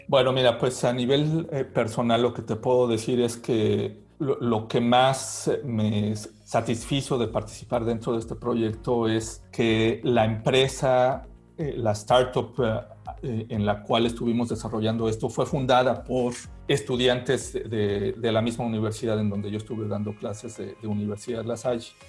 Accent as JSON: {"language": "Spanish", "country": "Mexico", "moved": "as an adult", "lives_now": "Berlin, Germany", "said": "somos tres mexicanos"}